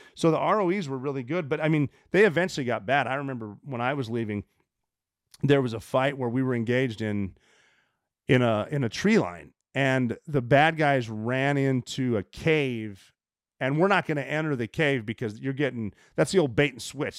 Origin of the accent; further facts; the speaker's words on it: Montana, United States; I'm from Montana